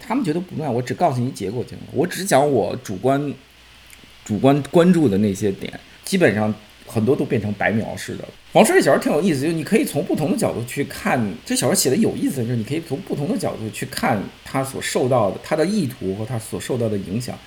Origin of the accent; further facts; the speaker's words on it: Beijing, China; 因为我是北京人